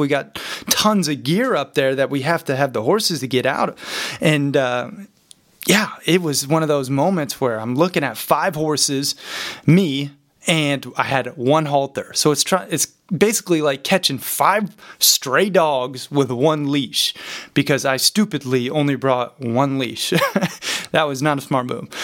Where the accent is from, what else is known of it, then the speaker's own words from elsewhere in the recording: Montana, United States; growing up in Montana